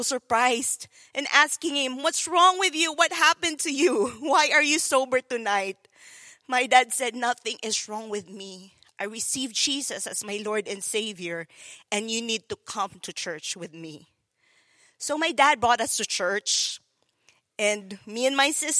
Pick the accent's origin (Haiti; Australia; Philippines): Philippines; moved away; growing up in the Philippines, it was so difficult